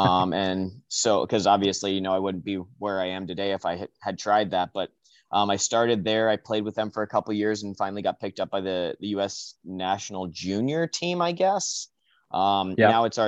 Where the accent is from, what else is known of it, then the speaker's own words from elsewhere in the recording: New Jersey, United States; we had a pretty good youth organization and youth league out in the Atlantic District, because I'm from New Jersey, and we had, you know, a group of 4 or 5 teams that we played, you know, from when I was 10 to 18, 17, 18.